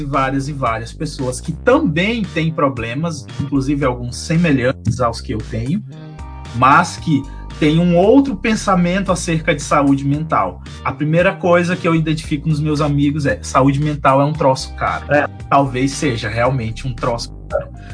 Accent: Maranhão, Brazil; now in Santa Catarina, Brazil; eu sou maranhense, mas eu moro em Santa Catarina, né? Tô morrendo de saudade do meu estado

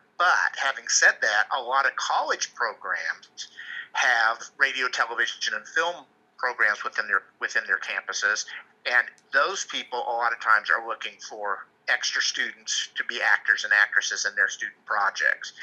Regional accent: Kansas, United States; moved away; I was originally from Kansas

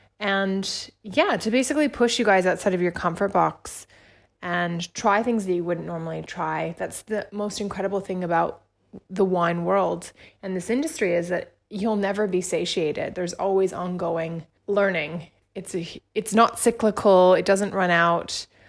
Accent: Indonesia; also born or lived in Australia; I spent a lot of time growing up in Australia because I was born and raised in Indonesia.

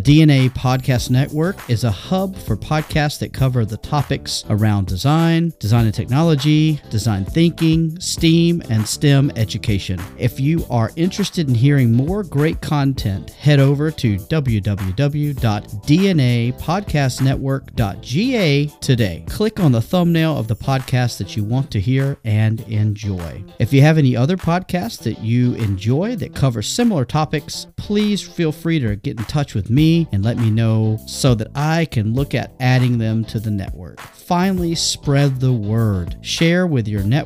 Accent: Georgia, United States; moved away as an adult; also born or lived in Beijing, China / Suzhou, China / Bermuda; I actually started my career in my home state of Georgia

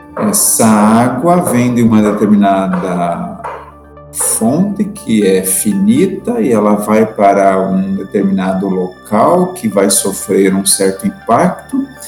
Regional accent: Morretes, Paraná, Brazil; E ainda somos de Morretes

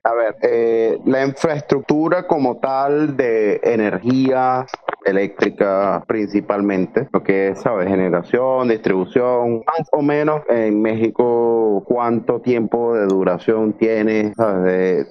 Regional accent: Venezuela; desde mi terruño hasta la capital Caracas

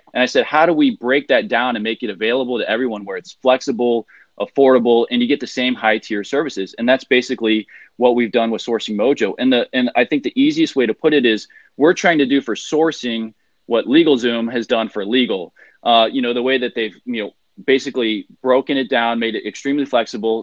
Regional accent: United States; moved away as an adult; now in China; as an American in China, working for a Chinese factory

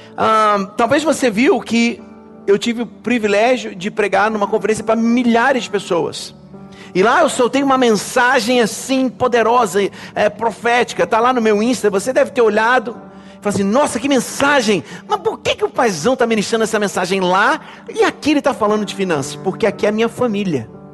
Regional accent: Brazil; como brasileiros

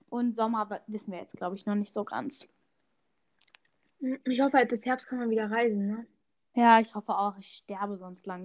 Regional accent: Turkey; Also als Türke ja, möchte ich ja mal sagen

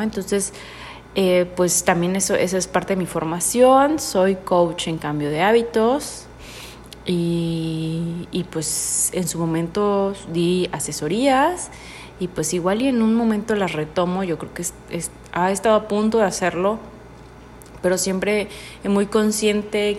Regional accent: Mexico; also born or lived in Tuxtla Gutiérrez, Chiapas; soy mexicana

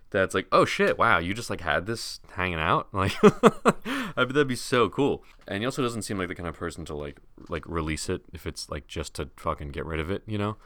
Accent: United States; as an American

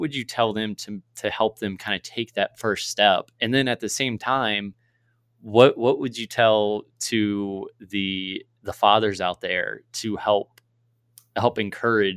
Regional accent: Virginia, United States; now in Missouri, United States; I'm actually originally from Virginia, although I'm from Missouri now. Not West Virginia

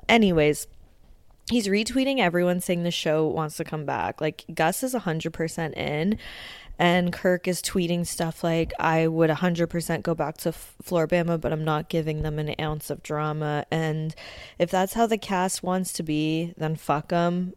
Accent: Canada; also born or lived in Ontario; being a Canadian that lives in Ontario

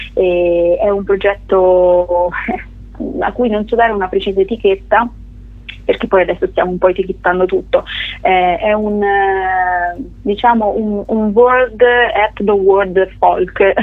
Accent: Scheggia, Umbria, Italy; accent: Gubbio dialect; io sono nata in Umbria e ci sono nata e cresciuta in, in, un piccolo paesino che si chiama Scheggia

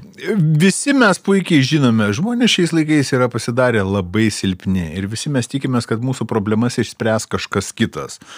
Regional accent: Lithuania

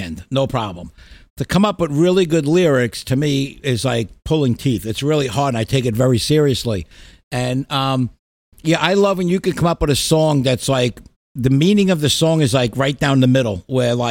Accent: New York City, New York, United States; When I was a kid growing up in Brooklyn

